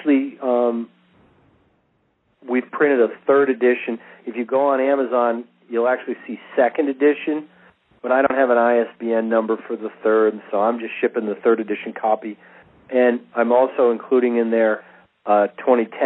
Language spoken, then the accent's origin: English; United States